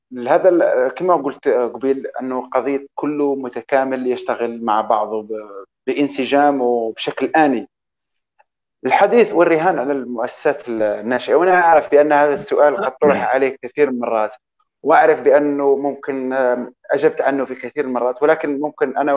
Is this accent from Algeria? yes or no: yes; Algeria; آه كاين واحد النقطه عندنا في الجزائر